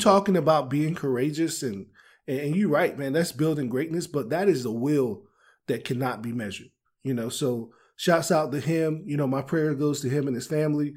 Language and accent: English; Maryland, United States; I'm from Maryland